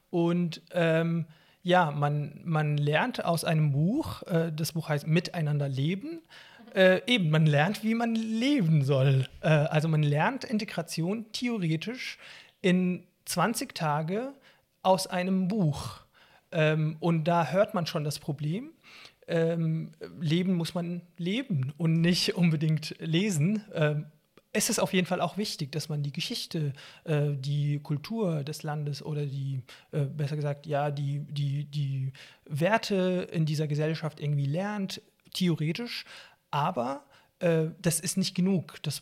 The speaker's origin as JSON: {"language": "German", "country": "Syria", "tie": "born or raised there", "moved": "yes", "lives_now": "Germany", "said": "das liegt daran, dass ich eben als Palästinenser in Syrien geboren und aufgewachsen bin. Palästinenser haben in Syrien die äh, Flüchtlingseigenschaft und keine Staatsbürgerschaft. Wir bekommen die syrische Staatsbürgerschaft nicht. Und als ich dann nach Deutschland geflüchtet bin"}